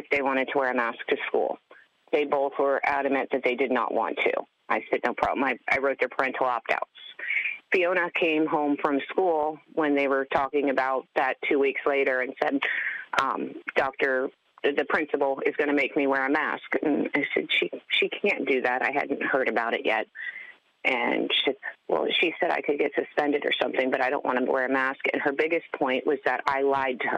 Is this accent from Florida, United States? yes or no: yes; Palm Beach County, Florida, United States; I was born here in Palm Beach County and have lived here all of my life